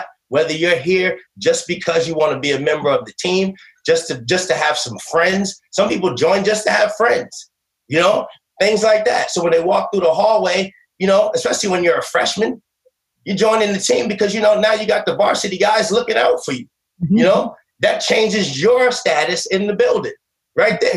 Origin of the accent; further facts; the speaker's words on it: Boston, Massachusetts, United States; growing up in Boston